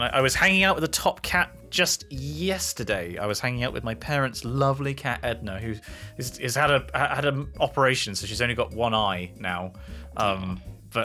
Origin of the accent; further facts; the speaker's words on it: Kempten, Bavaria, Germany; English is a second language; a small gem of an article from my hometown in Germany, Kempten.